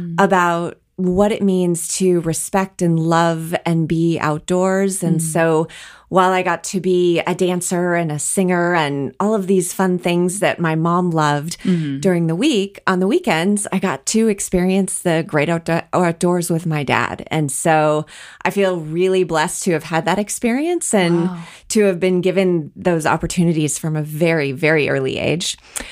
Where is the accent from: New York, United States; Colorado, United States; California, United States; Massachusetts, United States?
Colorado, United States; also born or lived in Wisconsin; I grew up born in Wisconsin, but moved shortly thereafter because my parents loved to ski and my mom grew up in the Colorado area. So they moved us early back to Colorado